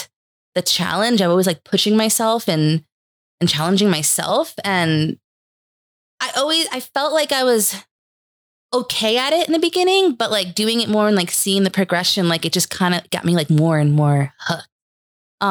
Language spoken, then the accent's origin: English; Hudson Valley, New York, United States; moved away as an adult; also born or lived in New Hampshire; I'm originally from the Hudson Valley area in New York.